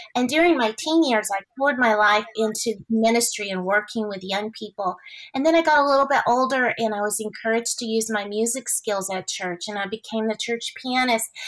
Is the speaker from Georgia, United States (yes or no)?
no; Houston, Texas, United States; i grew up in the city of houston